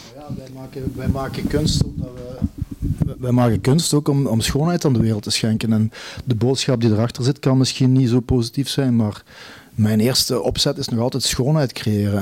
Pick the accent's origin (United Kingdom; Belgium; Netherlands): Belgium; Neerpelt, Flanders; now in East Flanders, Belgium; de landschappen van mijn geboortedorp, Neerpelt. Daar ben ik, ik eh, mijn jeugd eh, doorgebracht